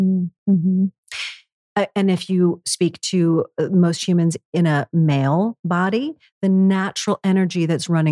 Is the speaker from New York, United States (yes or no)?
yes; New York City, New York, United States; New York City, again, my hometown